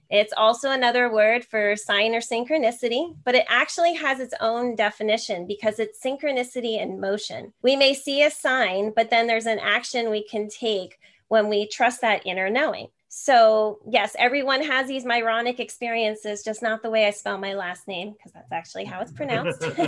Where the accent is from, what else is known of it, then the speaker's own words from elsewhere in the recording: New Jersey, United States; now in San Jose, United States; I'm actually from New Jersey. I'm in San Jose, California now